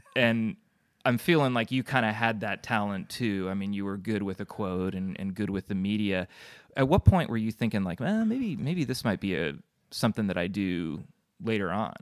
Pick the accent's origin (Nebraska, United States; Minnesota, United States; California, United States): California, United States; Burlingame; also born or lived in Oakland; now in Alameda, United States; I grew up in Burlingame